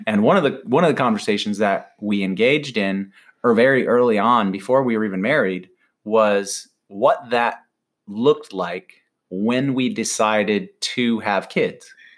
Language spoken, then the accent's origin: English; Michigan, United States; now in Carlsbad, United States; growing up in Michigan